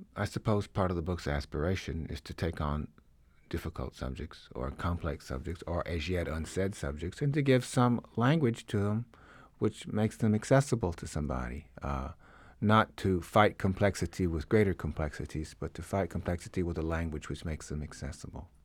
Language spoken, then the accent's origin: English; Jackson, Mississippi, United States; moved away; I grew up in the South in Mississippi